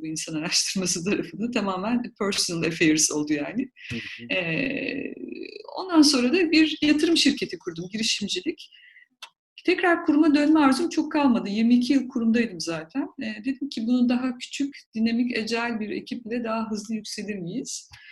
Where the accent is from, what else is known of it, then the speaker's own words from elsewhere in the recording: Black Sea Region, Turkey; ben Karadenizliyim